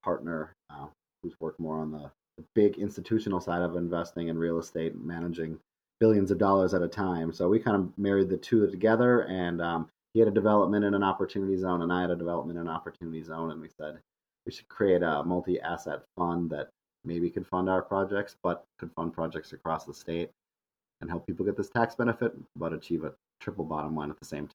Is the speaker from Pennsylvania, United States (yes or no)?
no; Minneapolis, Minnesota, United States; also born or lived in Grand Forks, North Dakota; I'm from Minneapolis. Grew up in this city